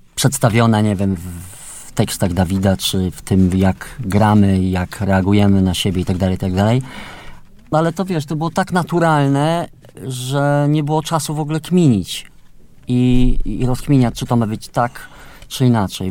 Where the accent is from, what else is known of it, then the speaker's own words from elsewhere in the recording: Subcarpathian Voivodeship, Poland; Ja jestem z Podkarpacia